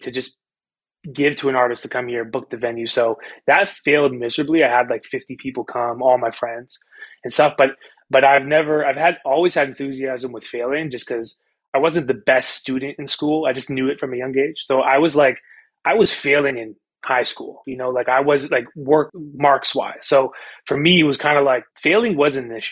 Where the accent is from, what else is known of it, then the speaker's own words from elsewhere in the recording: Winnipeg, Manitoba, Canada; I grew up in Winnipeg, Canada, what I think is a small city